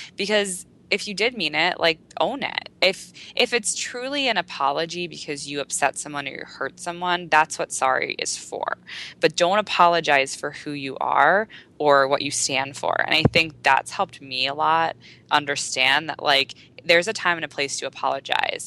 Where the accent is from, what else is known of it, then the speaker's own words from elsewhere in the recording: United States; there's so many girls in America who I grew up